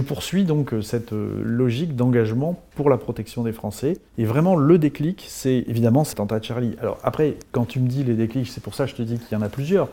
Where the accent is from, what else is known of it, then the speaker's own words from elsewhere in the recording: Bourges, Centre-Val de Loire, France; moved away as an adult; also born or lived in Tours; j'ai grandi à Bourges